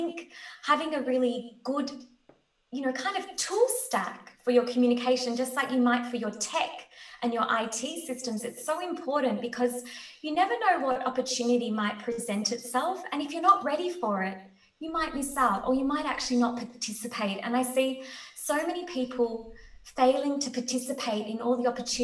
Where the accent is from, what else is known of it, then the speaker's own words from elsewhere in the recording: Australia; I'm Australian. So I live at the bottom of the world.